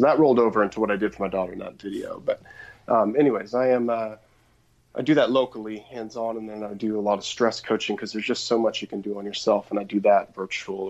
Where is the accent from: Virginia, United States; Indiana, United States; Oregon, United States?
Oregon, United States; outside of Portland; I grew up outside of Portland, Oregon